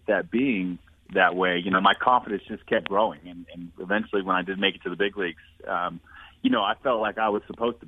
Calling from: Jupiter, Florida, United States; I'm down in Jupiter, Florida today.

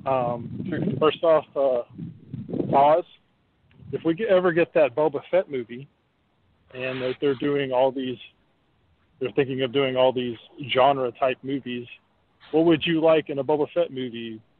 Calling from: Orlando, Florida, United States; Hey, guys … from Orlando.

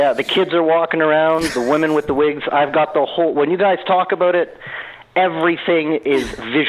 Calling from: Montreal, Quebec, Canada; accent: Canadian; That's right. Calling from Quebec, actually. So the French bit, hilarious.

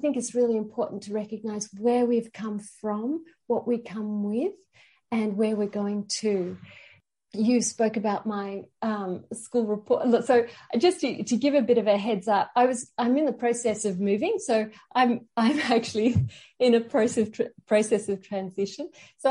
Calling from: New South Wales, Australia; I'm calling from Australia, and this is Darug country.

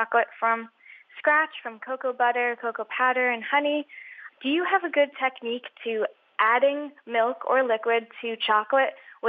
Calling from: Whiting, Maine, United States; I'm calling from Whiting, Maine.

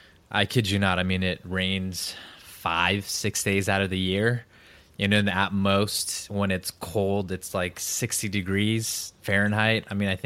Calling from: San Diego, California, United States; I am in San Diego, California, in the United States.

